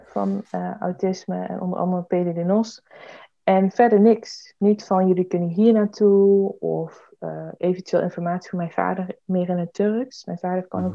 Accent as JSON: {"language": "Dutch", "town": "Eindhoven", "region": "North Brabant", "country": "Netherlands", "said": "ik ben Brabander. Ik kom uit Eindhoven"}